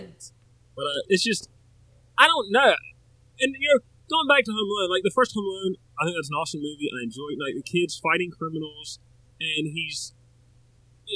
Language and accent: English; the South, United States; I'm from the South